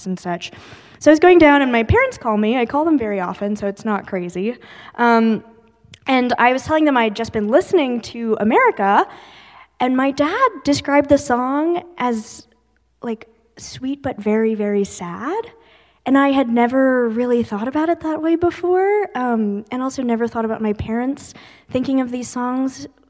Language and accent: English; California, United States; I was born in California and we grew up there